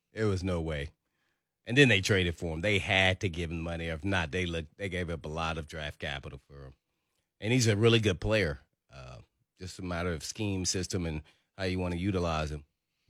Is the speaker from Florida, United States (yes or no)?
no; Indiana, United States; now in Nashville, United States; I grew up in Indiana.